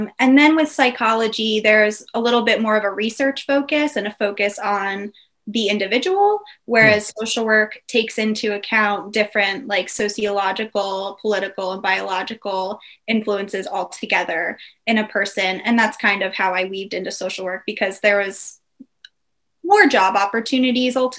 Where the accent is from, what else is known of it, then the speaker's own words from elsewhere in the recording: Dutchess County, New York, United States; moved away as an adult; also born or lived in Westchester County, New York; now in Delaware, United States; So I was born in New York, Westchester County, just a little bit north of New York City. And then when I was 8, I moved to Dutchess County, which is even a little bit more north